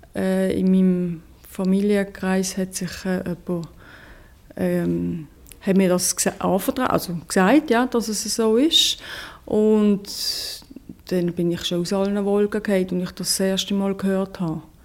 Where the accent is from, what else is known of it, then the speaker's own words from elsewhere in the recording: Switzerland; ich bin Schweizerin